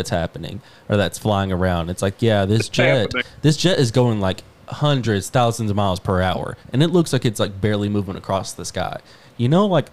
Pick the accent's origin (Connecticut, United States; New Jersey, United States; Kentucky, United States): Kentucky, United States; London; moved away; I pass through Williamsburg whenever I go to my hometown